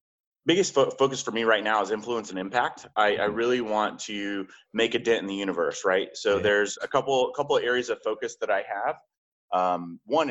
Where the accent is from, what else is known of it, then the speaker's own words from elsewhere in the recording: just outside of Tulsa, Oklahoma, United States; moved away as an adult; I went back home to my small hometown in just outside of Tulsa, Oklahoma